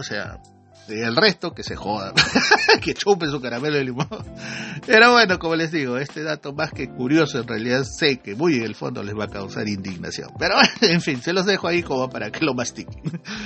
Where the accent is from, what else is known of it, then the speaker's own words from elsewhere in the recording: Iquitos, Loreto, Peru; como hacen en mi tierra, ¿no? en Jiquitos